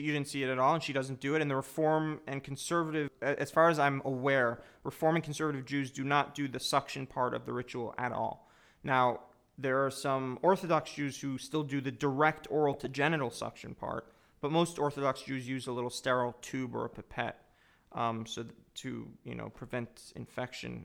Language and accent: English; United States; I'm both Jewish and an American